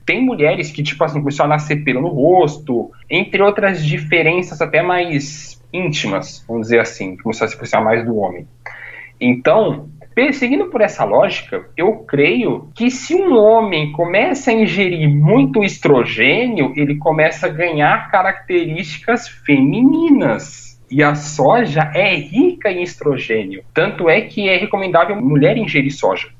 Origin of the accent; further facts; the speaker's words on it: São Paulo, Brazil; me sinto tão orgulhoso de ser paulista agora